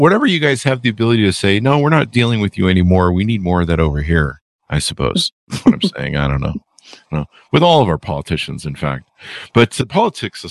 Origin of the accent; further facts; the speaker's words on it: United States; I'm a Yankee from America